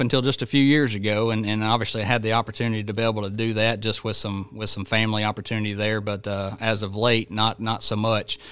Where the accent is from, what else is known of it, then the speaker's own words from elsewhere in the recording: Georgia, United States; my home state of Georgia